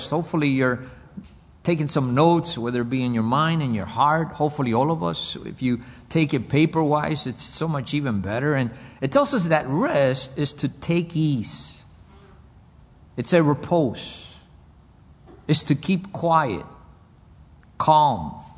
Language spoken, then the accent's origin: English; Cuba; born there; English is a second language; I was born in Cuba I grew up in this nation. English is my second language.